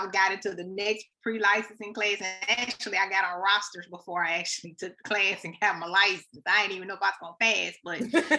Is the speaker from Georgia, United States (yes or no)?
no; Tulsa, Oklahoma, United States; now in Texas, United States; I'm actually here in Texas. I'm originally from Tulsa, Oklahoma